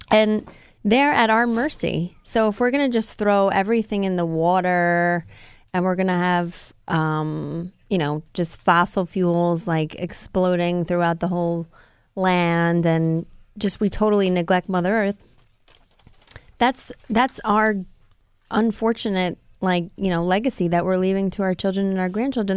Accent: Rockland County, New York, United States; my hometown, I mean, of Rockland County where I grew up.

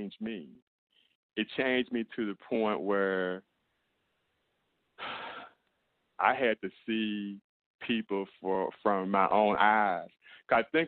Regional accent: St. Louis, Missouri, United States; also born or lived in Mississippi; I was born in Mississippi and I was raised in St. Louis, Missouri

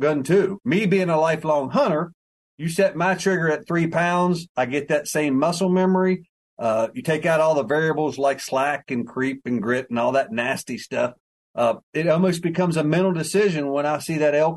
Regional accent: West Virginia, United States; I'm from West Virginia

